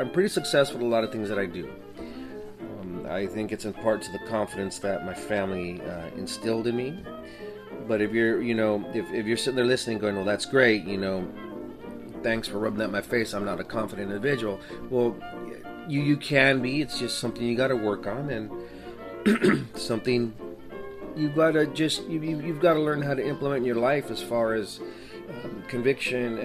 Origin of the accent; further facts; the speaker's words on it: El Paso, Texas, United States; now in Washington, United States; I'm originally from El Paso, Texas